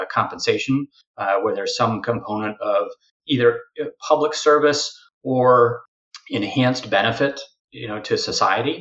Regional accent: Midwest, United States; now in Washington, D.C., United States; I'm from the Midwest

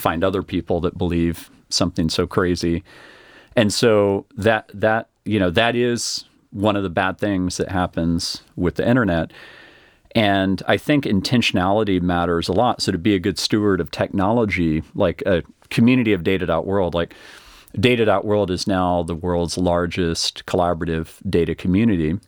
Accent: Austin, Texas, United States; I grew up here in Austin

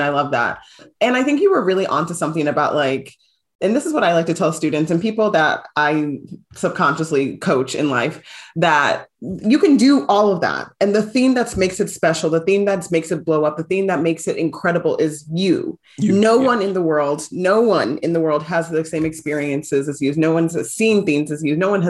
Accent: United States; I know like being Nigerian American, like my parents want me to be set up to provide for myself.

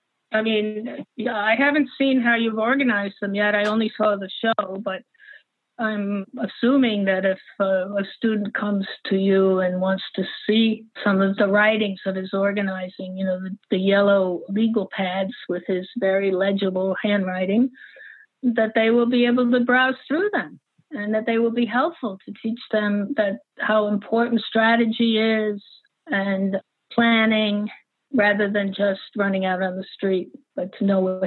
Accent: New York, United States; also born or lived in Paris; I was raised in New York and in Paris, so I didn't really know American men like that.

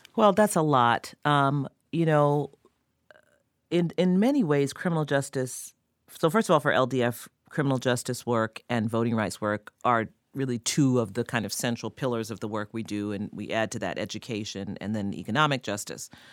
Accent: New York City, New York, United States; we're both from Queens

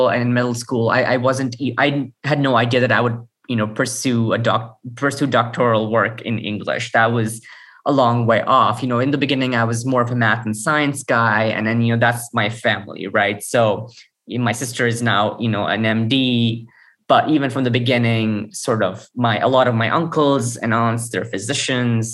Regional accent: Karachi, Sindh, Pakistan; also born or lived in Sukkur, Pakistan; now in Austin, United States; I was raised in Karachi, which is at this point, the third largest city in the world by population, I think, in Pakistan

